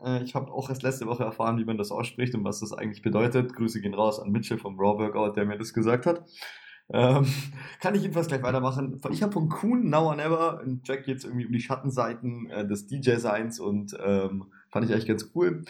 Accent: Swabia, Germany; ich bin Schwabe

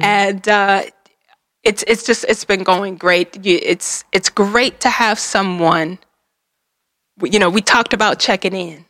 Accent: Detroit, Michigan, United States; I'm from Detroit

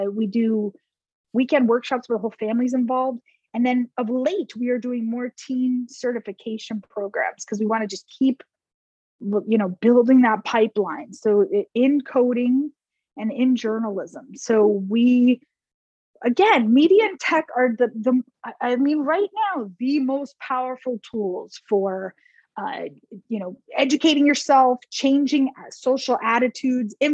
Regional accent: New Jersey, United States; moved away as an adult; also born or lived in New York; now in Texas, United States; I grew up in New Jersey

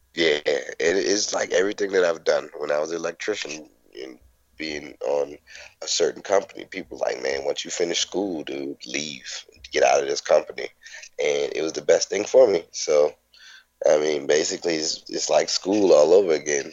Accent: New Orleans, Louisiana, United States; I'm a comic from New Orleans

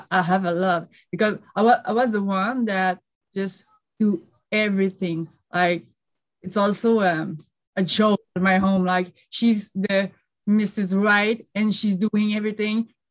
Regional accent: Quebec, Canada; I live uh, in uh, Quebec, Montreal, Canada, and that's where I grew uh, in a little uh, country. Just, I- am not a city girl.

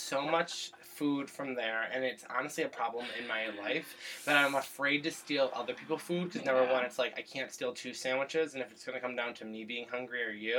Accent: Berkshire County, Massachusetts, United States; moved away as an adult; now in Portland, United States; I moved here 7 months ago from Massachusetts. That is my home state. I'm from the Berkshires. I am not from Boston. I'm from Berkshire County. It is a big difference. … lives in my hometown

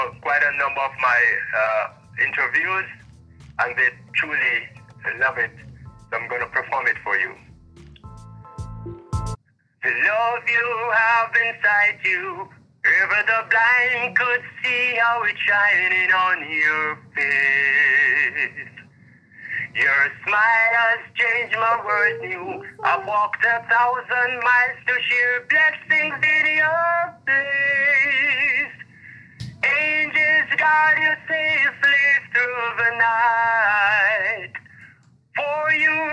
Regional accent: Kilmarnock, Saint Elizabeth, Jamaica; also born or lived in Kingston; I was born in Kilmarnock, St. Elizabeth. I grew up in this community

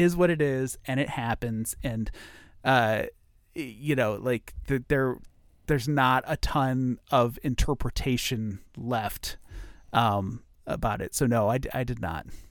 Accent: Ohio, United States; I grew up in Ohio

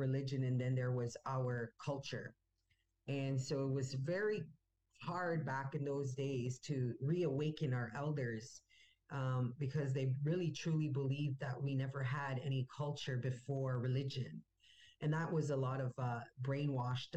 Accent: Wikwemikong reserve, Ontario, Canada; moved away as an adult; now in Toronto, Canada; I was born here in Toronto, and my parents lived here till I think I was 5 or 6 years old, and then we went back to the reserve.

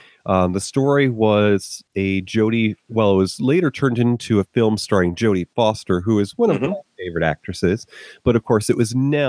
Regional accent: Northeast, United States; Now, I grew up in the Northeast, and even though my advancing, well, not really far advancing years, but my years thus far have taken me to different corners of the country.

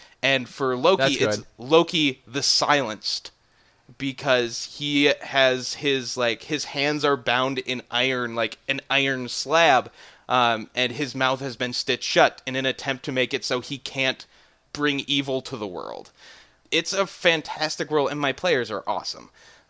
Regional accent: Minnesota, United States; I'm from Northern Minnesota. I'm from the place that sets the records lows for the continental US.

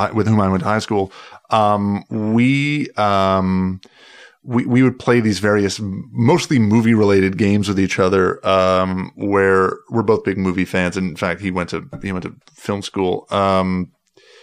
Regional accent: Mississauga, Ontario, Canada; I grew up in Mississauga

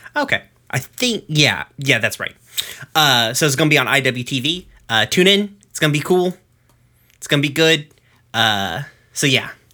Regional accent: Knoxville, Tennessee, United States; I'm from Knoxville. Like, I'm from the place where the Sun Sphere is

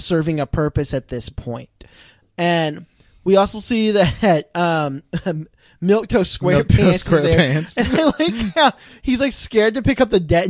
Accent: Ireland; this is kind of a fun one for me being Irish, right?

